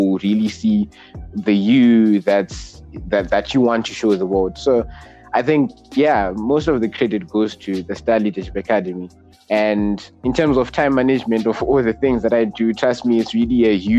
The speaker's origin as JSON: {"language": "English", "country": "Zimbabwe", "said": "I am 18 and from Zimbabwe"}